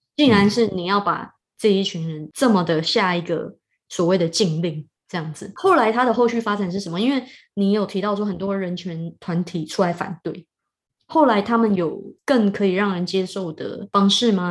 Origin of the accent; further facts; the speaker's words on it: Taiwan; 身为一个台湾人